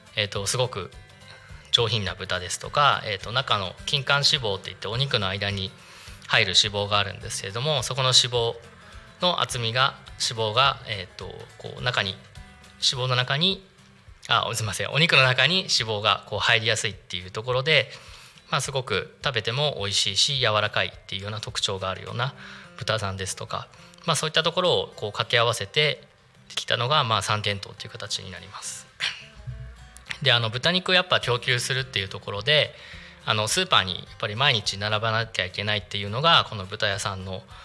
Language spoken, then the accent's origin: Japanese; Narita, Chiba, Japan; 私実は出身は、えー、とお隣の成田市